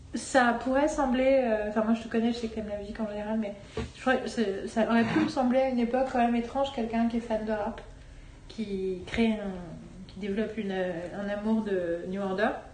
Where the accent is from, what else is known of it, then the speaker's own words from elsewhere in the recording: France; en tant que féministe française